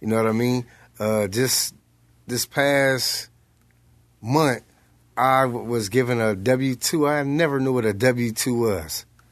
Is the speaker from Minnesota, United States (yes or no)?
no; Los Angeles, California, United States; South Central Los Angeles